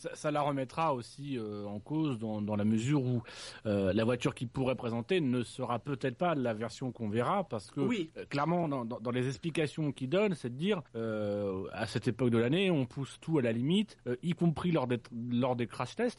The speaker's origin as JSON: {"language": "French", "region": "Normandy", "country": "France", "said": "je suis normand, ça va vraiment vouloir dire que je viens de la Normandie et pas de la Haute-Normandie."}